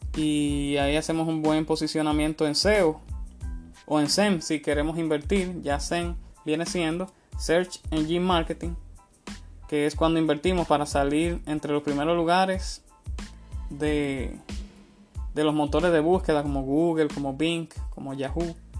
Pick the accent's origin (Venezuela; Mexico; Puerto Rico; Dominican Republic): Dominican Republic; una marca de cerveza muy popular en mi país